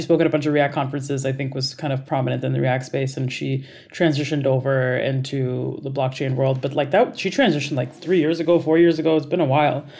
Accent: Dubai, United Arab Emirates; moved away; I grew up in Dubai

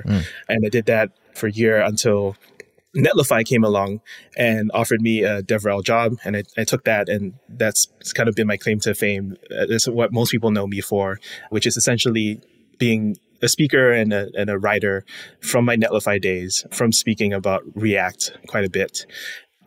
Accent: Singapore; moved away as an adult; now in United States; I'm born and raised in Singapore, came to the States for college

